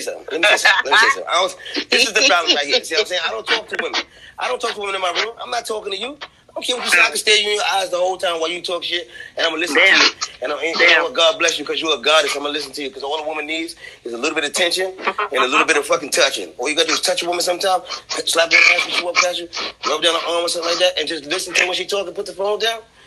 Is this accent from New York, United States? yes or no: yes; New York City, New York, United States; I'm from Brooklyn